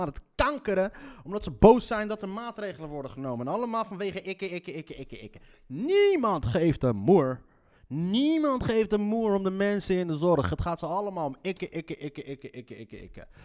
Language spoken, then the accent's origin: Dutch; Leiden, South Holland, Netherlands; accent: Leids; mijn Leidse accent